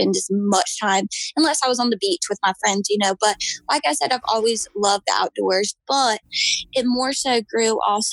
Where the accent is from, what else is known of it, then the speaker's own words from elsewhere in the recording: Manns Harbor, North Carolina, United States; I am from the Outer Banks of North Carolina. I'm from Mans Harbor or Michoos. It's a little town. I've grown up here and lived here all